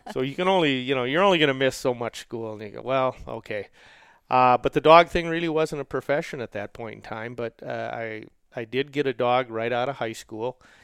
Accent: Roseville, Minnesota, United States; I grew up in Roseville, Minnesota, which is a suburb of the cities

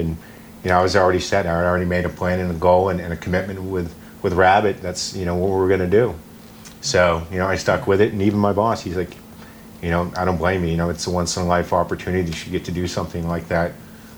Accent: Maine, United States; I grew up in Maine, an hour south of Mount Katahdin

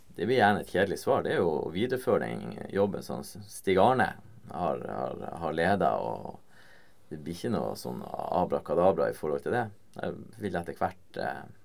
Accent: Vesterålen, Nordland, Norway; moved away; fra Vesterålen, der jeg kommer fra

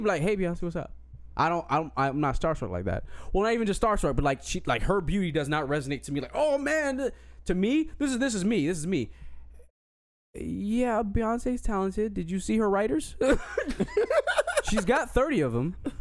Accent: Colorado, United States; moved away; I was born in Colorado and I was always, you know, I was around white people for my innocent years

